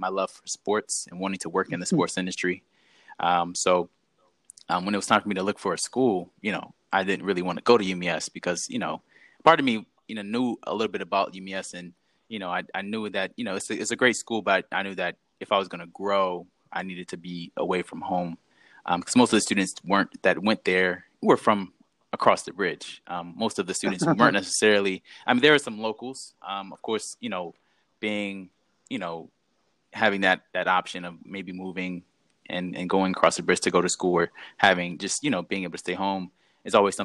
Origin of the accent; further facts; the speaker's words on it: Eastern Shore, Maryland, United States; I'm originally from the Eastern Shore. I grew up there.